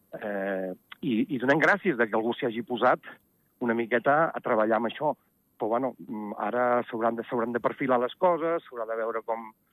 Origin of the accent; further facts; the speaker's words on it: Ordino, Andorra; jo sóc d'Ordino